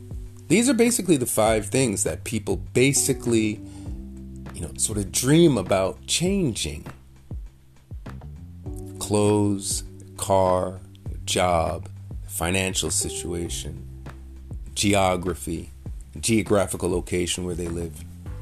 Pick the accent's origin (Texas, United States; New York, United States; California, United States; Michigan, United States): New York, United States; New York City; I grew up in New York City. I remember as a kid hearing the New York accent. Now, I'm Jamaican. So in my house, my mother, my father, all my aunts and uncles were speaking with this Jamaican accent.